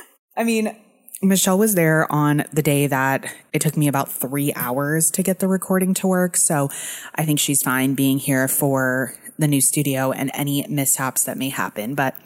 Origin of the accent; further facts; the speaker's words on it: Dallas, Texas, United States; also born or lived in Arlington / Irving; But I grew up in Dallas until I was 24, and that's actually when I met Renee, and I moved to Dallas. So I lived in Arlington up until I was like 23, and then I moved into an apartment by myself in Irving, Texas